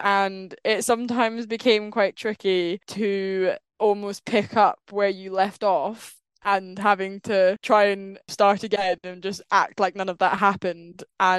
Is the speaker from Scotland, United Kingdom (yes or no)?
yes; Scotland, United Kingdom; now in London, United Kingdom; Today I am recording from London, so that's where I'm now based, which is quite exciting. Sort of the big move down out of Scotland, miss it dearly. Glasgow pubs are a very different scene to the sophisticated London ones.